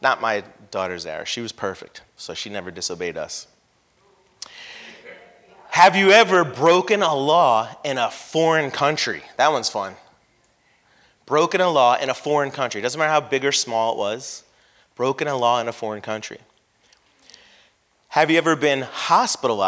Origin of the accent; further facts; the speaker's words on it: San Carlos Park, Florida, United States; I grew up in San Carlos Park in the 80s where there was nothing but dirt roads, woods, and construction